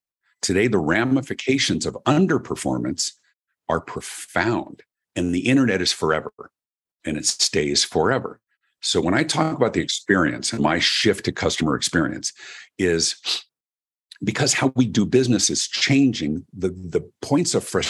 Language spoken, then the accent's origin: English; Denver, Colorado, United States; My story, I grew up in Denver, Colorado, in America, and I've always been a performer